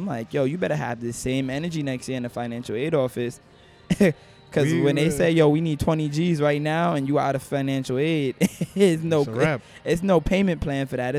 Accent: New York City, New York, United States; I was born in Manhattan

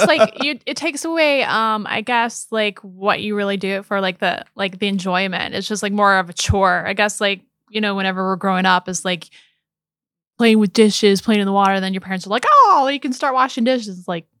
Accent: Missouri, United States; We're originally from Missouri.

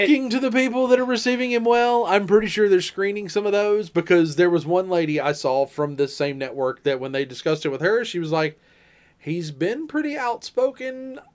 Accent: United States; I am an American.

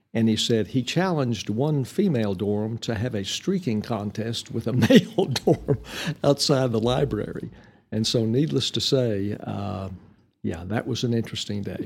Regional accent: Amarillo, Texas, United States; I was born in Amarillo

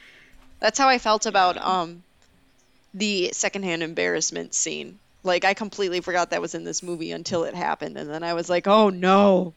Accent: Wisconsin, United States; I'm from Wisconsin.

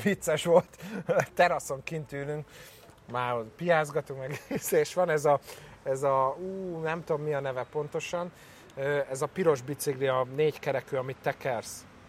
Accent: Hungary; Magyar vagyok

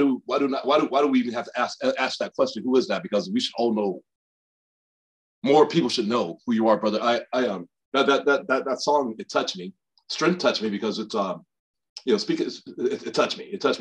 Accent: Birmingham, Alabama, United States; I grew up in Birmingham, Alabama.

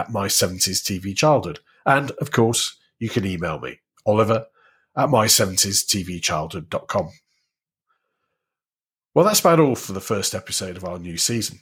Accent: Warrington, North West England, United Kingdom; a young child growing up in Warrington in the 70s

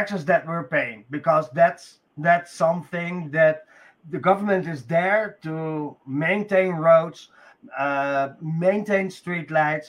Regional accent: Netherlands; I'm from Holland

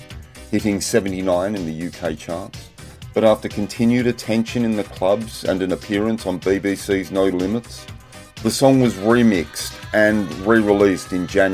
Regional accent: Sydney, New South Wales, Australia; growing up in the North Shore with my parents

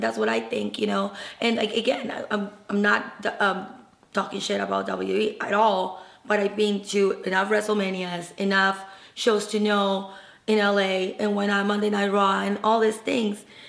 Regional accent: Peru; I'm Peruvian, I was born in Peru

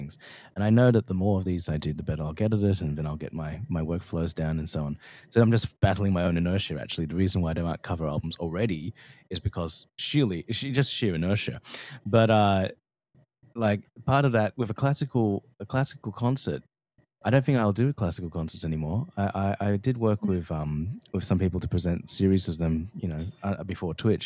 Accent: Australia; me being Australian

